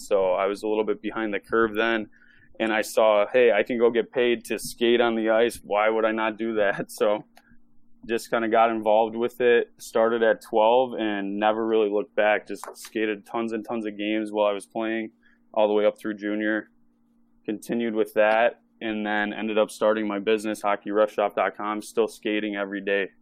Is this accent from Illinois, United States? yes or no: yes; Chicago, Illinois, United States; I'm from Chicago, Illinois, and I started officiating when I was twelve years old